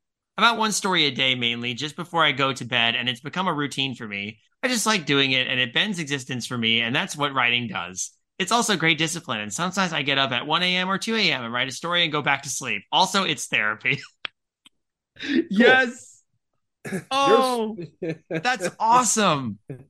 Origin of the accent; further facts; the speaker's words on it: England, United Kingdom; I'm from England.